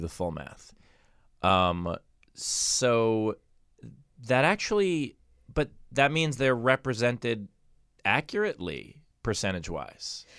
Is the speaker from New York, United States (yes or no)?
yes; New York, United States; As a New Yorker